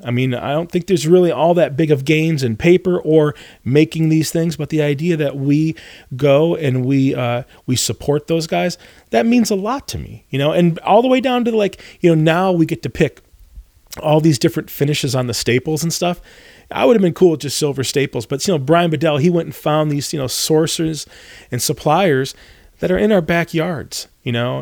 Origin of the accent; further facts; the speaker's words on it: Northern Michigan, United States; where I grew up in the Midwest, you grow, I'm from Northern Michigan